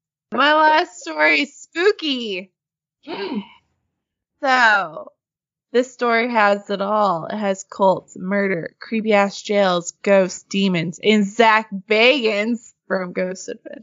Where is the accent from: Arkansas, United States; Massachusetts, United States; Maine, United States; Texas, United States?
Arkansas, United States; Because, you know, we're all from Arkansas.